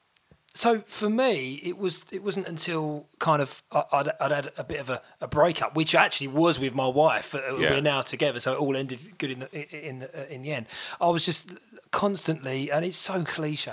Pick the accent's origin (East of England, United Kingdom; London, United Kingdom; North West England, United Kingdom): East of England, United Kingdom; Basildon; I was born in Basildon